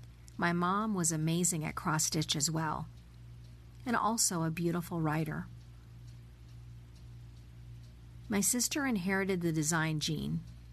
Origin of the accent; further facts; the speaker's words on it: Oklahoma, United States; also born or lived in Colorado; now in Germany; I grew up in Oklahoma's green country in the midst of the humidity in the Midwest. Sunny Colorado is the adopted home of my heart, and I'm making a new life with my family in a town near Hamburg, Germany.